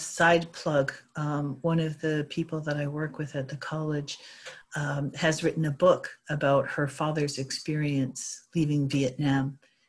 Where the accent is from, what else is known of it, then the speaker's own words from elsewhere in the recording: Ottawa, Ontario, Canada; growing up in Ottawa.